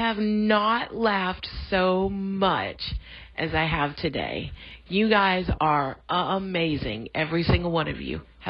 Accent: Massachusetts, United States; now in Chattanooga, United States; from Tennessee, Chattanooga to be specific, but I am from Massachusetts

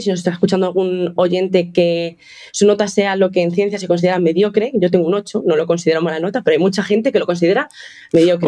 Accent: Toledo, Castilla-La Mancha, Spain; moved away as an adult; also born or lived in Seville; now in Madrid, Spain; Yo estaba en Sevilla en ese momento, pero soy de Toledo

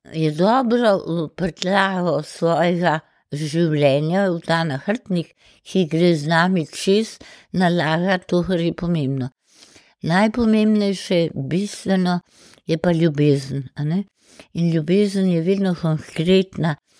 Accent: Ljubljana, Slovenia; sem hodila peš iz Pržana v šolo v Šentvitu

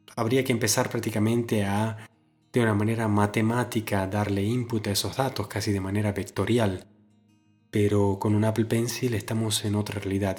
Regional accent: Argentina; en mi ciudad natal, en Argentina

